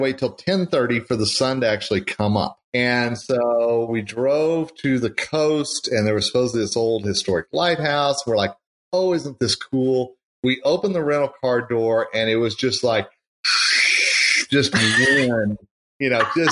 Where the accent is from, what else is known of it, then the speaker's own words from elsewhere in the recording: Oklahoma, United States; I'm born and raised in Oklahoma